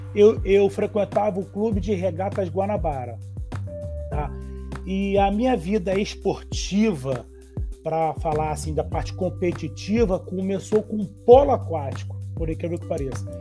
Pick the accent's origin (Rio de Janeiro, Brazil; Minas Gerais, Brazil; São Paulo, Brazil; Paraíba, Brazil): Rio de Janeiro, Brazil; eu sou do Rio de Janeiro, eu fiz faculdade lá na UFRJ